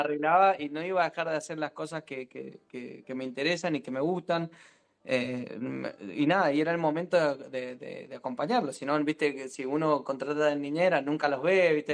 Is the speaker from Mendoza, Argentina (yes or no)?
yes; Mendoza, Argentina; como mendocino, como, como sommelier